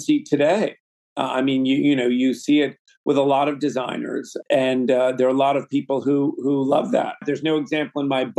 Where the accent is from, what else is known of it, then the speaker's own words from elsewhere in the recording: New York City, New York, United States; also born or lived in London / Los Angeles; I grew up in Manhattan, so I'm a native New Yorker